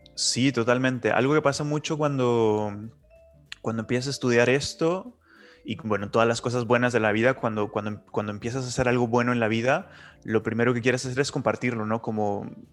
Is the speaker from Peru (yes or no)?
no; Nuevo Laredo, Tamaulipas, Mexico; also born or lived in Chile; now in Barcelona, Spain; Yo soy del norte de México, de la frontera, de la frontera con Estados Unidos, que es una ciudad pequeñita que se llama Nuevo Laredo